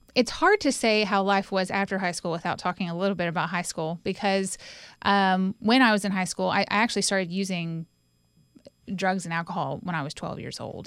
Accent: Winston-Salem, North Carolina, United States; also born or lived in Johnson City, Tennessee; now in Knoxville, United States; I was born in Johnson City, Tennessee, but when I was about three months old, we moved to Winston-Salem. So I call Winston-Salem, North Carolina, my home

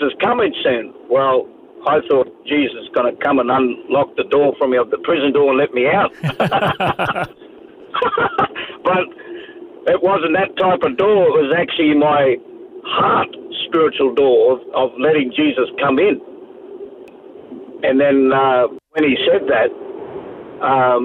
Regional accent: Sydney, New South Wales, Australia; also born or lived in Parramatta / Taree; now in Tweed Heads, Australia; I was born in Parramatta in New South Wales, Sydney, and most of my quarter life was actually raised up in that area in Mascot in Botany Bay there

